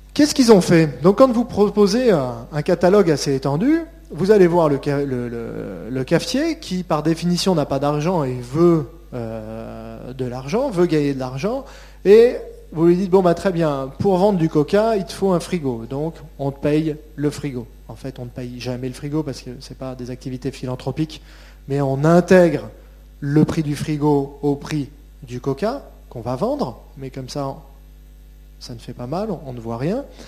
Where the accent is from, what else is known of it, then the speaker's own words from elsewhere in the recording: France; En tant que Français et qu'Européens